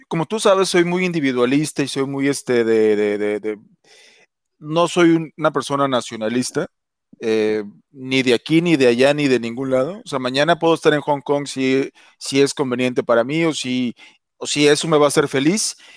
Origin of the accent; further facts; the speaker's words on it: Mexico; moved away; soy mexicano y, adoro México